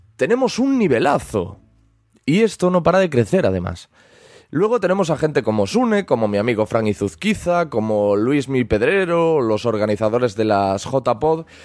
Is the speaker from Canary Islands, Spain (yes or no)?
no; Galicia, Spain; se me percibe por el acento, pero soy gallego